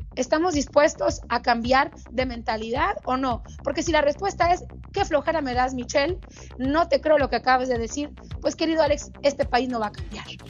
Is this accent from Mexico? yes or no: yes; Mexico; un país donde yo nací